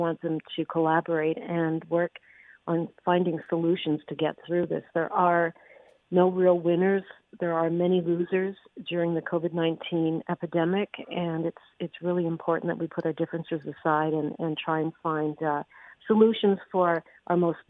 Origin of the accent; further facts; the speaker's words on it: Capreol, Ontario, Canada; I grew up in Northern Ontario in a little railroad town called Capriol